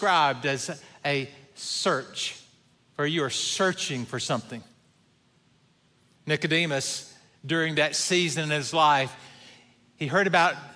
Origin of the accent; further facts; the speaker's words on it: the Old South, United States; Now, I grew up in the Old South